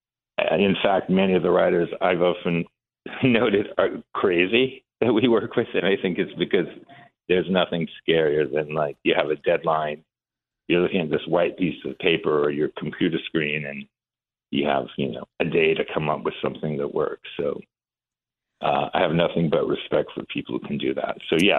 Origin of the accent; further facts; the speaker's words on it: Iran; moved away; So we were, we came from Iran with my mom during the revolution in 79.